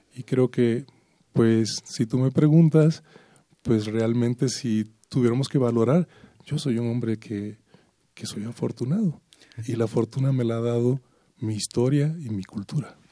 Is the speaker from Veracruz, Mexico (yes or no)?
yes; Veracruz, Mexico; moved away; para mi estado, para para mi patria chica